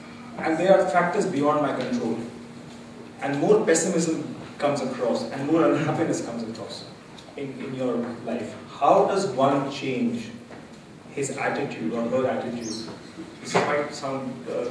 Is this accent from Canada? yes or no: no; India; moved away as an adult; now in London, United Kingdom; so I'm from India. I grew up in India. I came here 11 years ago to work.